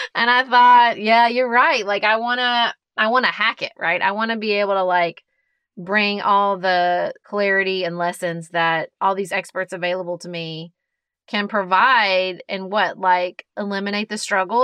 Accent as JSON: {"language": "English", "country": "United States", "said": "as an American"}